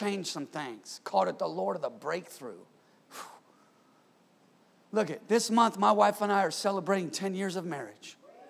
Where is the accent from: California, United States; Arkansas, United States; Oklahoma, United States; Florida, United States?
California, United States; Come on, I'm from Northern California, okay?